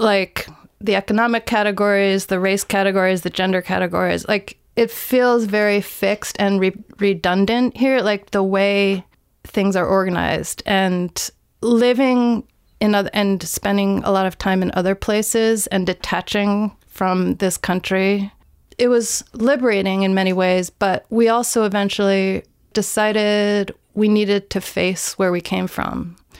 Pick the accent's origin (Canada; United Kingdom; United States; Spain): United States; Greenbelt, Maryland; moved away as an adult; also born or lived in Los Angeles, California; I grew up in Greenbelt